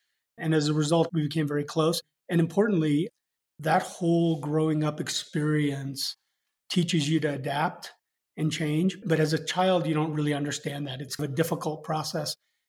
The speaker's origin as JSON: {"language": "English", "country": "Hong Kong", "tie": "born or raised there", "also_born_or_lived": "Japan / London, United Kingdom / India", "lives_now": "United States", "said": "So I grew up in Hong Kong, Japan, was born in London, spent time in India before moving to the US."}